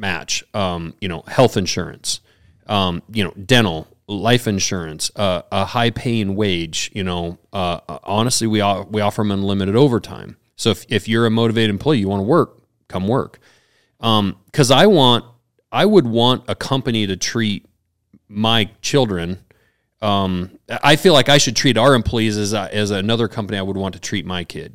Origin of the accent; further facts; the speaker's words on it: Montana, United States; on my business cards I was from Montana